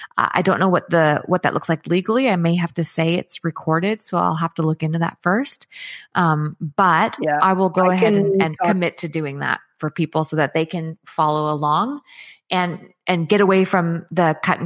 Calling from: Chilliwack, British Columbia, Canada; I'm in British Columbia in Chilliwack.

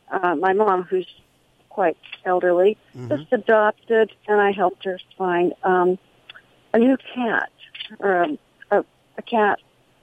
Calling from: San Luis Obispo, California, United States; I'm calling from San Luis Obispo, California.

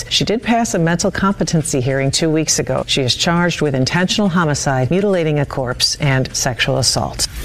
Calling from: United States

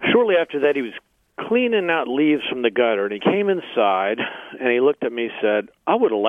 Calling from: Alexandria, Virginia, United States

